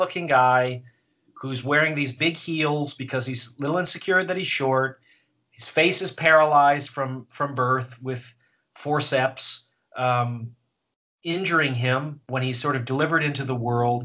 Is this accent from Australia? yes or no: no; Canada; I'm Canadian.